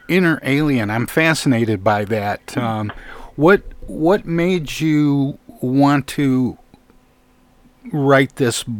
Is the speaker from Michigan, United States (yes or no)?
yes; Flint, Michigan, United States; my hometown of Flint, Michigan